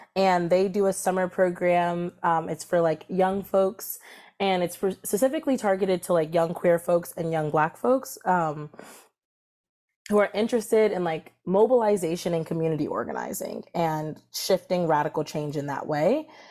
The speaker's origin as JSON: {"language": "English", "town": "Columbia", "region": "Maryland", "country": "United States", "tie": "born or raised there", "also_born_or_lived": "Washington, D.C.", "said": "I was raised in Columbia, Maryland, which is a suburb between Baltimore and D C"}